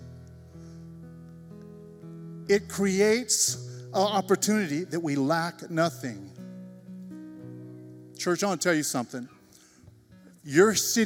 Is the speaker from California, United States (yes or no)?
yes; Shafter, California, United States; now in Selma, United States; I grew up and graduated Shafter High School. Amen? So I'm from Shafter